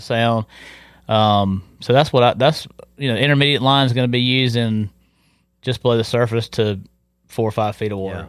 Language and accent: English; Tarboro, North Carolina, United States; moved away as an adult; also born or lived in Hatteras, North Carolina; I grew up in Tarboro